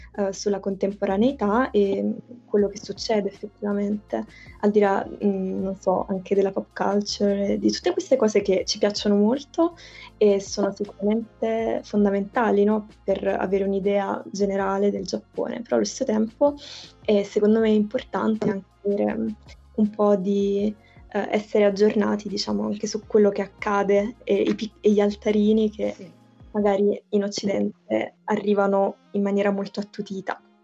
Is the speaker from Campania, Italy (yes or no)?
yes; province of Naples, Campania, Italy; io appunto sono della, vengo dalla provincia di Napoli